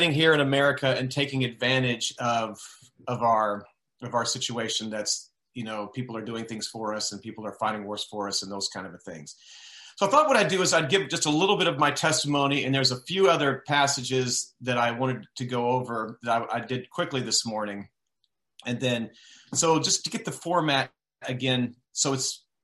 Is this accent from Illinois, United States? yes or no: no; Texas, United States; as a child and growing up in Texas